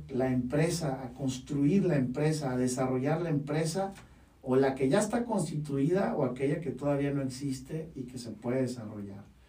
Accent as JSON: {"language": "Spanish", "town": "Mexicali", "region": "Baja California", "country": "Mexico", "tie": "born or raised there", "moved": "as an adult", "lives_now": "Tijuana, Mexico", "said": "Yo nací el 8 de septiembre de 1982 en la ciudad de Mexicali. Actualmente tengo 38 años, de los cuales 20 ya eh, llevo residiendo en la hermosa ciudad de Tijuana, Baja California"}